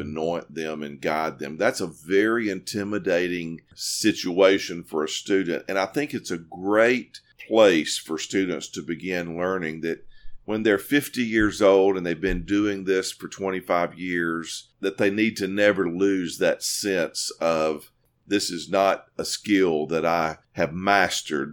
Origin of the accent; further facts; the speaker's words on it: Corinth, Mississippi, United States; moved away as an adult; also born or lived in New Orleans, Louisiana; now in East Tennessee, United States; I'm from Corinth, Mississippi, uh, originally